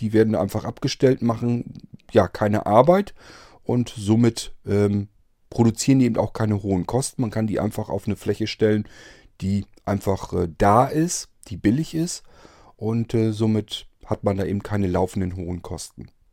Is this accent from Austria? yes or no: no; Germany; bei uns in Deutschland